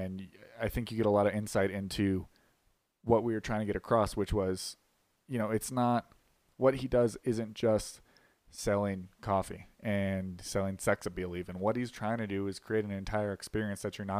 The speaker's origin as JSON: {"language": "English", "town": "Las Vegas", "region": "Nevada", "country": "United States", "tie": "born or raised there", "moved": "as an adult", "lives_now": "Colorado, United States", "said": "I'm from Las Vegas originally, but I came out here for college"}